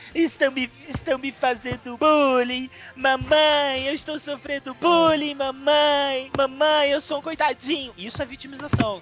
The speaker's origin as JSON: {"language": "Portuguese", "country": "Brazil", "said": "Eu também sou brasileiro."}